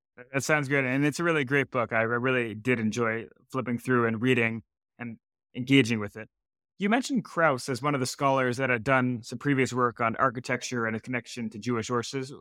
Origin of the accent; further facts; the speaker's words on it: Canada; I'm also Canadian